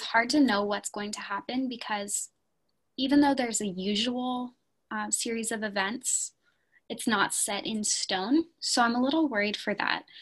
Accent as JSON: {"language": "English", "town": "Santa Cruz", "region": "California", "country": "United States", "tie": "born or raised there", "moved": "yes", "said": "my hometown, Santa Cruz, California"}